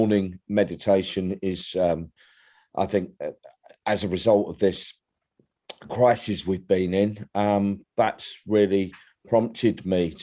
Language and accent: English; London, United Kingdom; moved away as an adult; now in East Sussex, United Kingdom; I was born in London. I lived there for 50 plus years, and I've been on the coast in East Sussex for close to 11 years now.